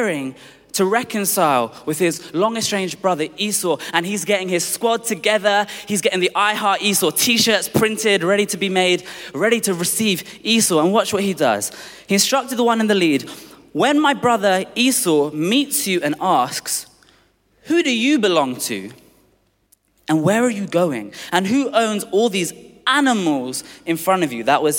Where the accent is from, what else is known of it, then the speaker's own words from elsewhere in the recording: London, United Kingdom; I was born in Tooting in Southwest London